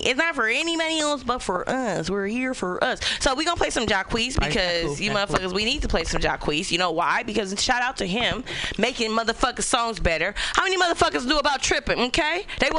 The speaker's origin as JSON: {"language": "English", "town": "Oakland", "region": "California", "country": "United States", "said": "We're from Oakland."}